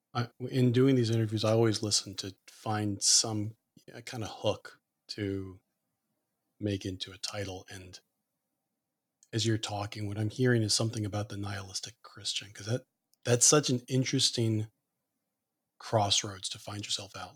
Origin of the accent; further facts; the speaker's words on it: Annapolis, Maryland, United States; born and raised in Annapolis